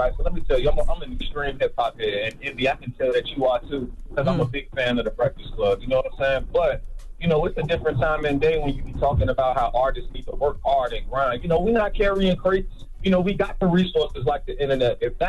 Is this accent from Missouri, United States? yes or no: no; Norfolk, Virginia, United States; No. I'm from Norfolk, Virginia.